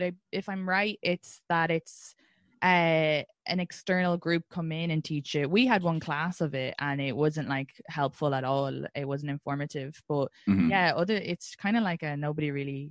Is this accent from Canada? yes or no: no; Ireland; now in New York, United States; as an Irish person, I never considered myself European until I moved over here